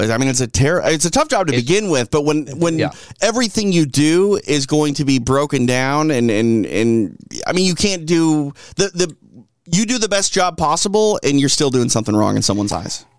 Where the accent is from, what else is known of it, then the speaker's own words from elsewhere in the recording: Minneapolis, Minnesota, United States; moved away; I'm from Minneapolis. Uh, where I grew up, born and yep. raised